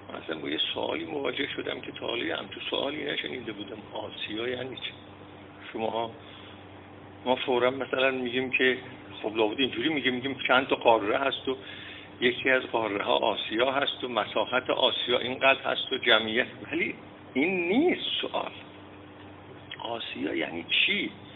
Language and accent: Persian; Iran; ما ایرانی ها در درجه اول یک سنت ایرانیت داریم